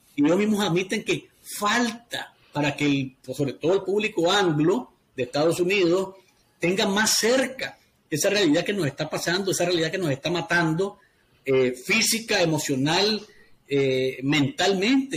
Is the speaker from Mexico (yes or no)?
no; Nicaragua; es necesario que vean más para nuestro país